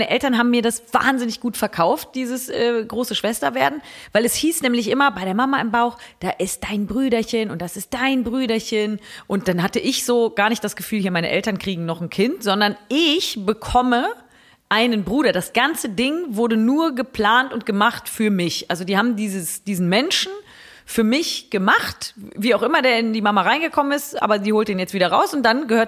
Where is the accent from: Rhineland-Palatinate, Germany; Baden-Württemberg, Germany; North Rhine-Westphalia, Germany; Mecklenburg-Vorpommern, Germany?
North Rhine-Westphalia, Germany; Bergisch Gladbach; born there; wir kommen ja gar nicht aus Bergisch Gladbach. Also wir sind da geboren, weil das Krankenhaus da besonders gut ist.